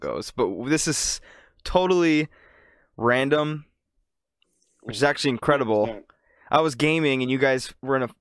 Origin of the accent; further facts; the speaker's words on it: Upper Peninsula of Michigan, United States; We're all from Michigan, the Upper Peninsula of Michigan